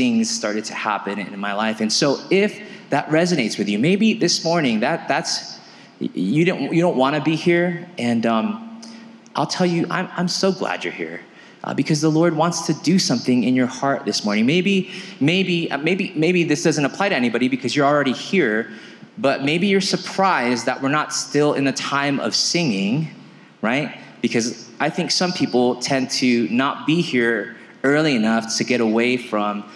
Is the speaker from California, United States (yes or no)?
yes; California, United States; now in Aurora, United States; I was born and raised in California.